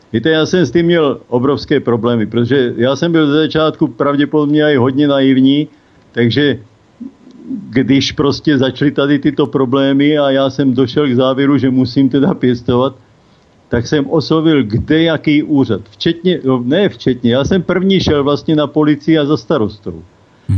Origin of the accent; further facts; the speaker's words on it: South Moravian Region, Czechia; now in Týn nad Vltavou, Czech Republic; Bydlím v Týně nad Vltavou, pocházím z Jižní Moravy, ale pracoval jsem dlouho na atomové elektrárně